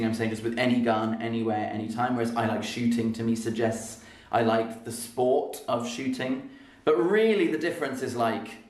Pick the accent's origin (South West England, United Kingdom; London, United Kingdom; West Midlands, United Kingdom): London, United Kingdom; moved away as an adult; now in Berlin, Germany; my home city of London